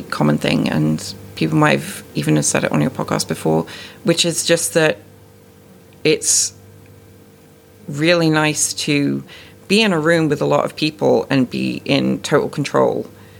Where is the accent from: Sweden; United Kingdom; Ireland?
United Kingdom; South West England; now in Canada; I'm born and raised in the UK. I grew up in Dorset, where the accent is much more of like a sort of West Country farmer-type accent.